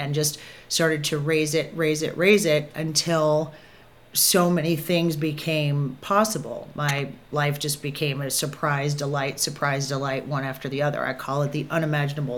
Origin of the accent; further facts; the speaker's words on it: Kentucky, United States; I grew up in Kentucky, so really Southern upbringing